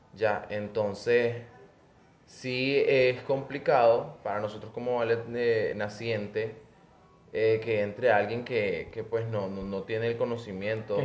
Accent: Nicaragua

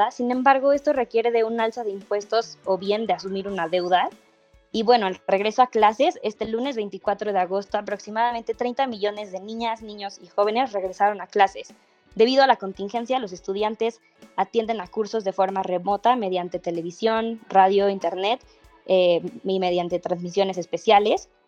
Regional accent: Mexico; es algo que creo que como mexicanos tenemos claro, desgraciadamente hay muchísima corrupción dentro de la política de nuestro país.

